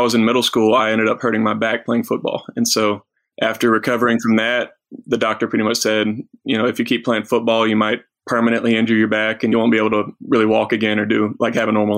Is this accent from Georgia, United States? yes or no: yes; Canton, Georgia, United States; also born or lived in Woodstock, Georgia; I am from Atlanta, Georgia, a little town called Canton. I went to River Ridge High School in Woodstock, Georgia.